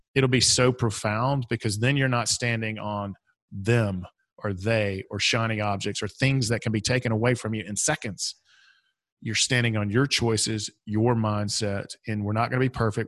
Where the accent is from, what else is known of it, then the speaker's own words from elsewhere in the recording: Atlanta, Georgia, United States; I am from Atlanta.